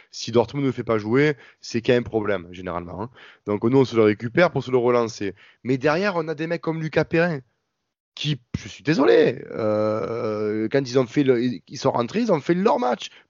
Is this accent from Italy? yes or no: no; Marseille, Provence-Alpes-Côte d'Azur, France; j'ai 23 ans, je suis un mec d'ici, je suis né à, euh, à Marseille.